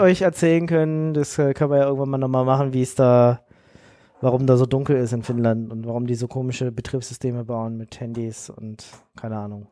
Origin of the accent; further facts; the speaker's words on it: Munich, Bavaria, Germany; ich komme ja aus München